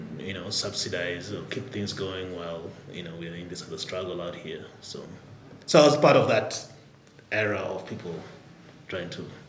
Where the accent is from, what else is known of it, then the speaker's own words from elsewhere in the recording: Nairobi, Kenya; moved away as an adult; also born or lived in Albuquerque, New Mexico, United States; Born and raised here in Nairobi. Went to government schools.